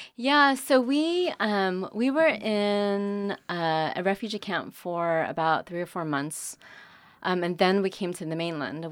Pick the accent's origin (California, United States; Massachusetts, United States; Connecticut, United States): California, United States; born or raised there; moved away as an adult; also born or lived in Vietnam; now in North Carolina, United States